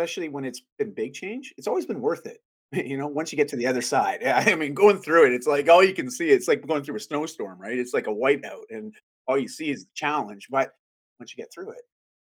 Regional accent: Canada; I'm Canadian

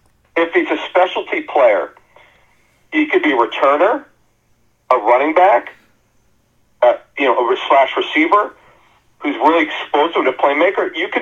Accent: Philadelphia area, Pennsylvania, United States; I grew up here in the Philadelphia area.

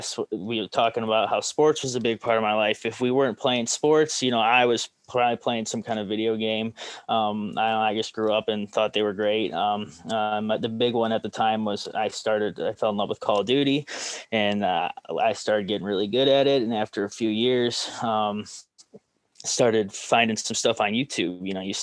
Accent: Rocky River, Ohio, United States; Rocky River is a nice little city, just about 10 minutes west of downtown Cleveland. A decently nice area, you know, public school, decent education.

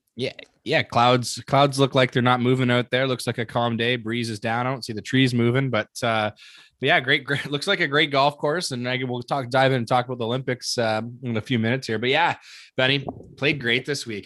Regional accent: Canada; I'm proud to be Canadian. I'm Canadian.

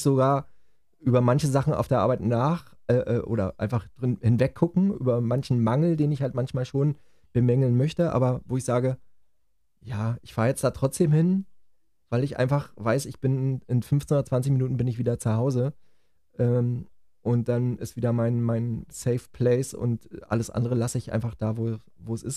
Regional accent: Germany; bei uns in Deutschland

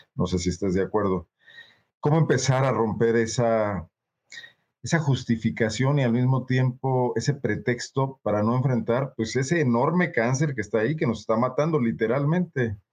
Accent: Mexico; como mexicanos

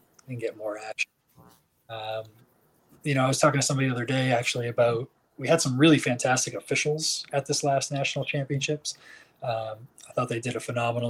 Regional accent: outside of Boston, Massachusetts, United States; I grew up in Massachusetts, outside of Boston

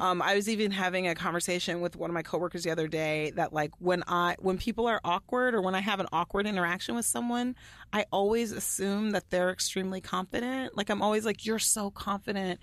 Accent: Allen, Texas, United States; I grew up in Allen, Texas

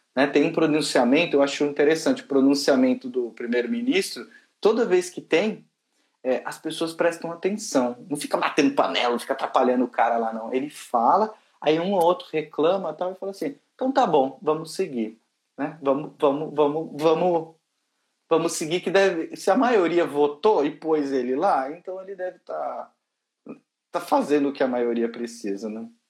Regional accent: Brazil; moved away as an adult; now in United Kingdom; desculpa meu acento, eu sou lá do Brasil

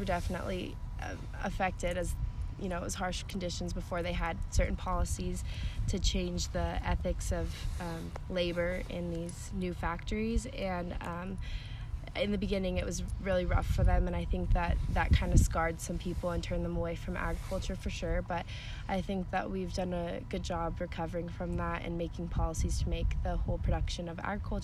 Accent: Tulare, California, United States; I'm from Tulare, California. I was raised on a small farm

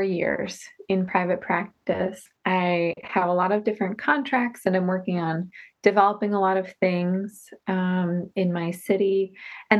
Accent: New Jersey, United States; moved away as an adult; also born or lived in New York City; now in Rochester, United States; I grew up in New Jersey in the USA, and then went up to Rochester, New York for school

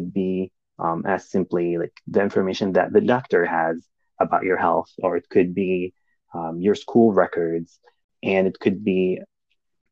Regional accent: Saudi Arabia; moved away as an adult; also born or lived in Kansas, United States; now in Indiana, United States; I grew up in Saudi Arabia

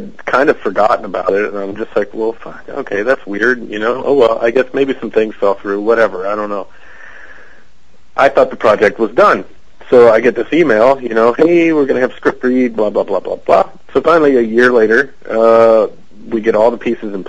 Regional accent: Cincinnati, Ohio, United States; born or raised there; accent: American; now in Canada

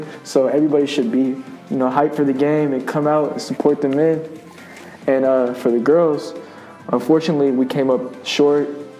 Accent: San Francisco, California, United States; I'm a junior from San Francisco, California.

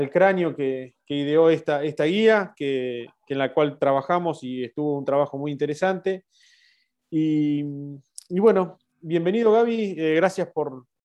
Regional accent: Argentina; eh, soy neumólogo de Argentina

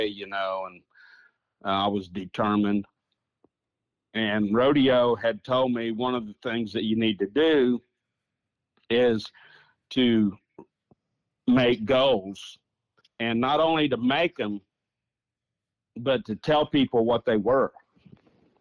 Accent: Northwest Oklahoma, United States; I was born and raised in Northwest Oklahoma.

